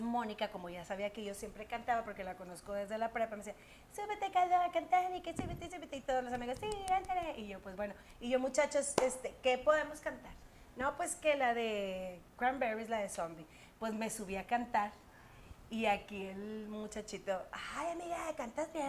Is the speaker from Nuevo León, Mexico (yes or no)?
yes; Monterrey, Nuevo León, Mexico; also born or lived in San Nicolás de los Garza; soy de Monterrey